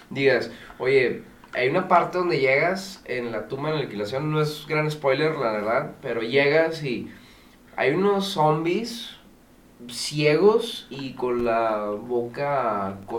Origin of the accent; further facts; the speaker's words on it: Spain; Sí, así es, es, con, o sea, es que soy español.